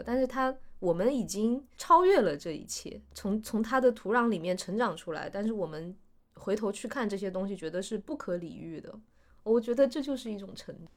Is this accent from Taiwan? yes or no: no; Guizhou, China; moved away as an adult; also born or lived in Hong Kong; 你小的时候在那里长大